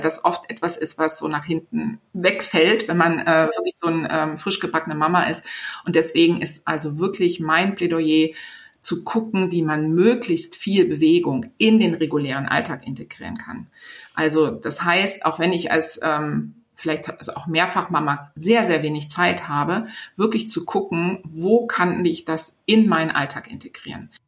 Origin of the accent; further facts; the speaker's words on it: Berlin, Germany; in Berlin, also in meiner Heimatstadt